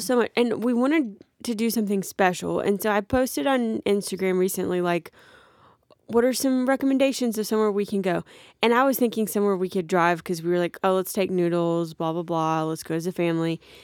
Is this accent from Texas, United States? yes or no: no; near Gulf Shores, Alabama, United States; I grew up, but, like, thirty minutes from Gulf Shores